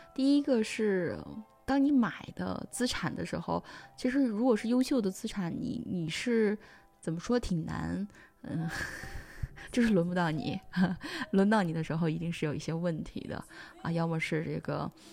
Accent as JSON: {"language": "Chinese", "country": "China", "moved": "yes", "said": "作为中国人而言，第一次在国外"}